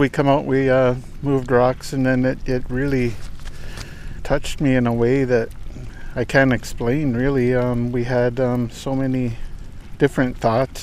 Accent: Penelakut Tribe, British Columbia, Canada; from Penelicut Tribe.

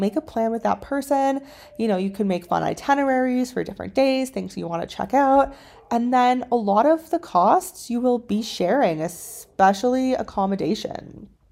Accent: Canada; moved away as an adult; also born or lived in China; My background is that I am originally from Canada

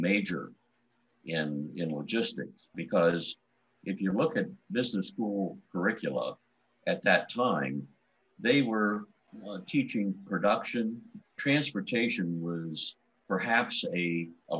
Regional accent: Columbus, Ohio, United States; I grew up in Columbus, Ohio

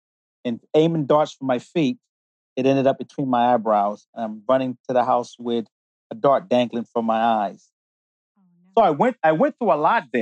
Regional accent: United States; also born or lived in London, United Kingdom; made in heaven, born in England, and developed in the United States

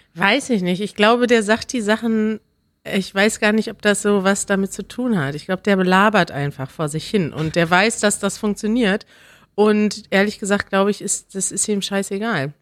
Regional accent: Germany; als Deutsche

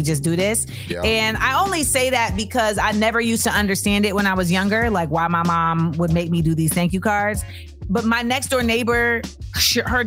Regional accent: New York, United States; I am a New Yorker.

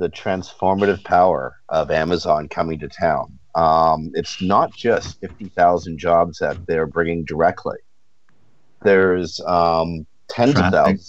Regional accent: Toronto, Ontario, Canada; also born or lived in Victoria, Canada; I was born and raised in Toronto, and I'm based back in Toronto again.

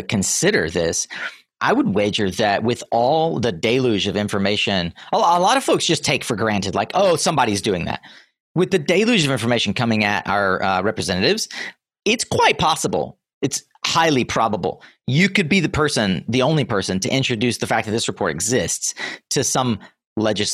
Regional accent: North Carolina, United States; my home state of North Carolina

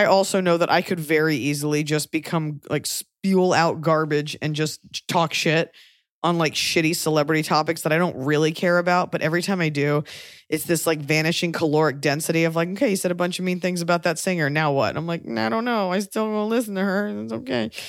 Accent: Texas, United States; I'm from Texas

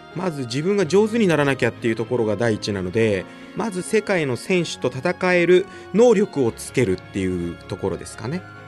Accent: Nagano, Japan; 大学も地元長野県の信州大学に行き

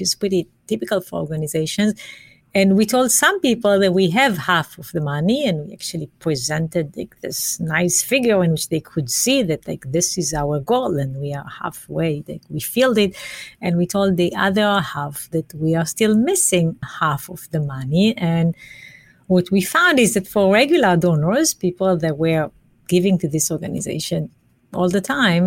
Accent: Israel; moved away; I'm from Israel

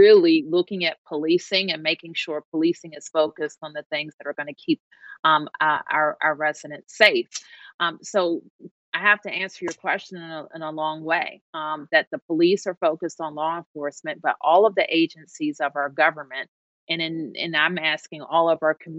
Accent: Washington, District of Columbia, United States; the mayor of my hometown

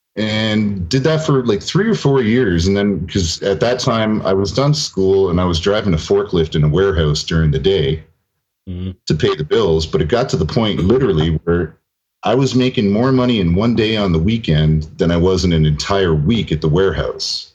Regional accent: near Toronto, Ontario, Canada; I'm pure Canadian blood.

